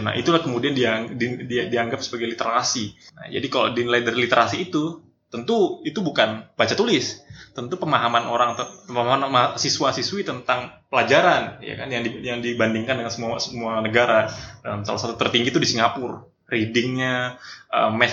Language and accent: Indonesian; Singkawang, West Kalimantan, Indonesia; born there; also born or lived in Pontianak; saya …, lahir di Kota Singkawang, Kalimantan Barat. Um, studi S1 pendidikan itu di Pontianak, kemudian aktif di Pontianak, layak besar tumbuh secara pemikiran juga di Pontianak.